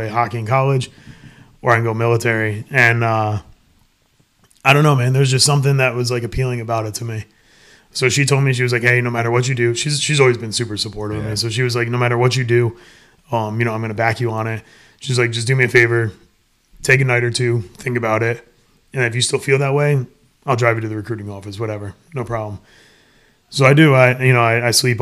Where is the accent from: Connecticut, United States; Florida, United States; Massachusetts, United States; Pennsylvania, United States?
Connecticut, United States; moved away; I grew up north. I grew up in Connecticut